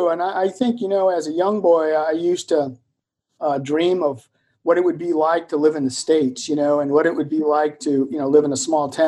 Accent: Germany; also born or lived in Vicenza, Italy; So my worldview emerged from a childhood lived in Germany as a military dependent.

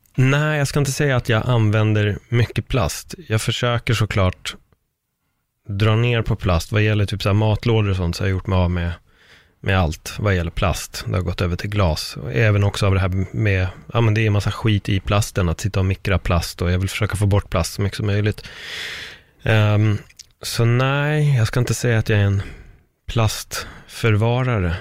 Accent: Stockholm, Stockholm County, Sweden; also born or lived in Spain; det här är ju mina trakter, vi har ju uppväxt i Örnsberg

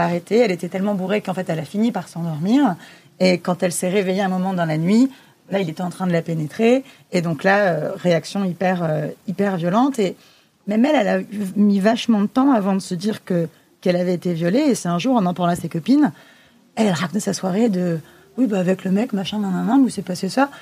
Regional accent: Le Blanc-Mesnil, Île-de-France, France; j'ai grandi au Blanc-Ménil, en Seine-Saint-Denis

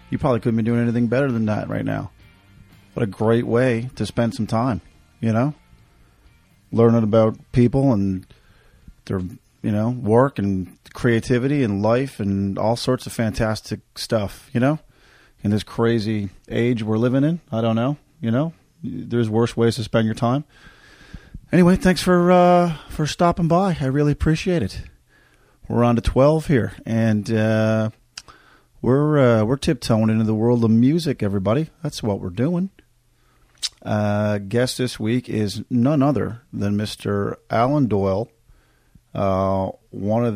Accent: Corner Brook, Newfoundland and Labrador, Canada; now in Calgary, Canada; my hometown of Cornerbrook, Newfoundland

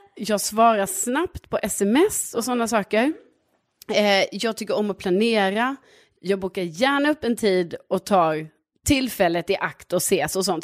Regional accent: Lund, Skåne, Sweden; now in Årsta, Stockholm, Sweden; från Lund

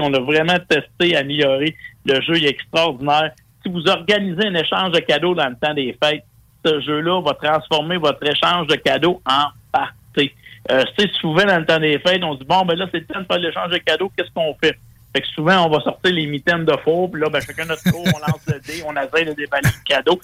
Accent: Quebec, Canada; ici, chez nous au Québec

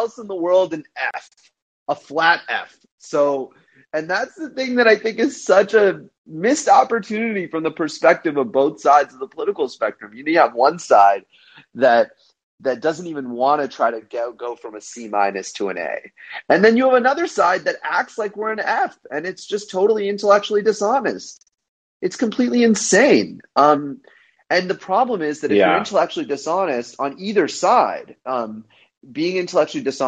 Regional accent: United States; even in India, I felt like an outsider being an Indian American

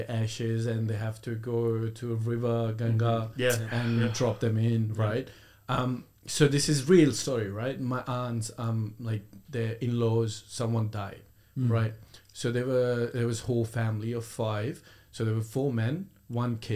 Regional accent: India; born or raised there; moved away as an adult; also born or lived in Cranbourne, Australia; now in Melbourne, Australia

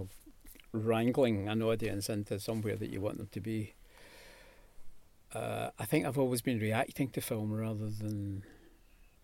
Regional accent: Scotland, United Kingdom; as a Scotsman

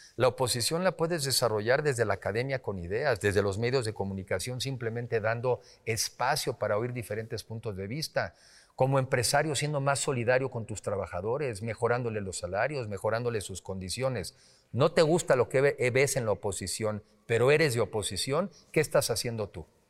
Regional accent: Mexico; somos más los mexicanos que queremos un mejor país

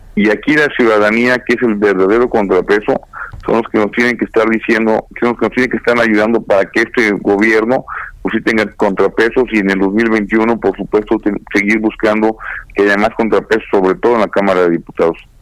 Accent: Querétaro, Mexico; yo soy queretano

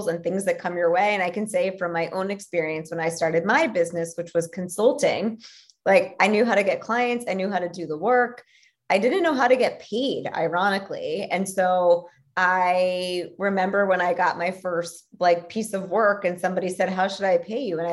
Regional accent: Philadelphia, Pennsylvania, United States; I'm from Philly

